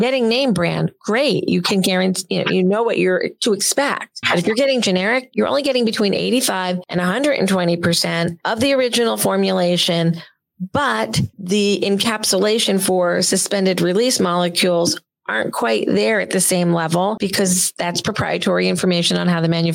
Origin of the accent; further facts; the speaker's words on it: New Jersey, United States; I'm from Jersey